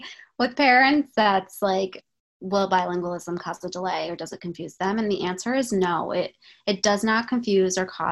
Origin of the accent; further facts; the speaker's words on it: Maryland, United States; I grew up in Maryland, and both my parents are Egyptian